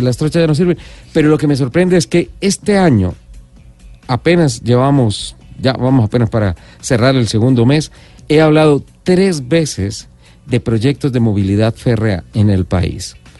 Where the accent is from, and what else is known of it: Colombia